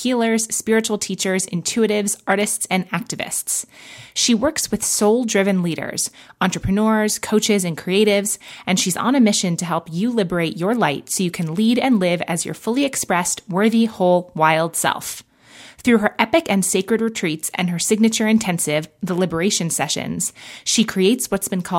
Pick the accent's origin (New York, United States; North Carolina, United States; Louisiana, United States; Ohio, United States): New York, United States; also born or lived in Los Angeles, California; now in Oregon, United States; I'm from New York originally